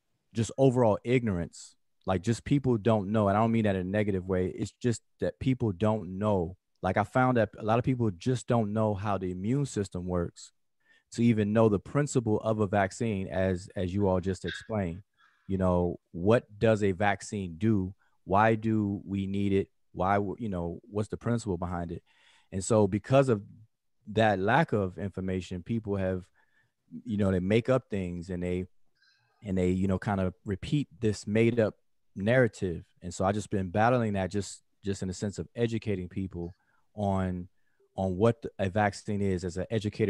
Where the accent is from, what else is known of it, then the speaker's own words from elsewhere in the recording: Washington, District of Columbia, United States; now in Georgia, United States; I'm from Washington, D.C., at the DMV.